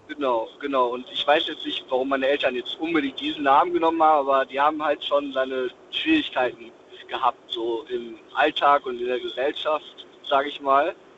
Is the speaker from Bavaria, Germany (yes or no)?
no; Dortmund, North Rhine-Westphalia, Germany; ich bin gebürtig aus Dortmund.